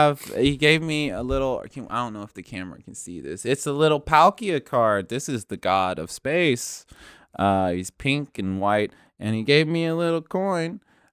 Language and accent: English; Lewistown, Missouri, United States; I grew up in a place called Lewistown, Missouri.